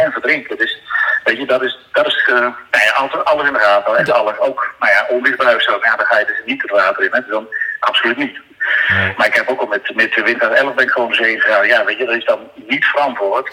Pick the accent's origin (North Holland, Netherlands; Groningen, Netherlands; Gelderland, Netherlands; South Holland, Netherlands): Gelderland, Netherlands; Oosterbeek; moved away as an adult; now in Texel, Netherlands; Ik kom uit de buurt van Arnhem. Oosterbeek is dat.